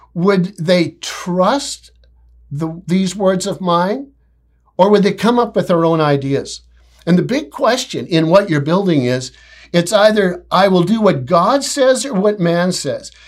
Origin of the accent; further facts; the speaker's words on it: Canada; I'm so proud to be a Canadian